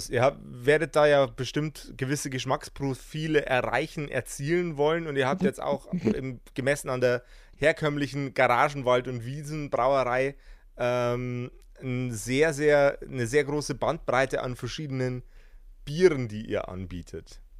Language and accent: German; Bavaria, Germany; Also ich für meinen Teil, ich bin Bayer. Deswegen ist bei mir alles äh, tatsächlich, wenn es ums Bier geht, immer so ein bisschen